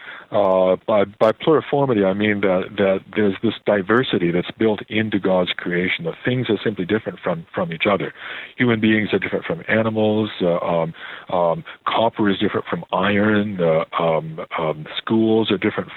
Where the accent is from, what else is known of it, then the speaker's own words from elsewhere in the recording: Oak Park, Illinois, United States; now in Canada; I was born in Oak Park